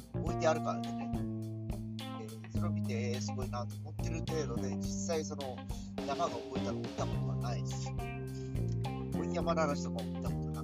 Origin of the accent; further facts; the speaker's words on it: Fukuoka, Japan; 福岡で生まれ育って50年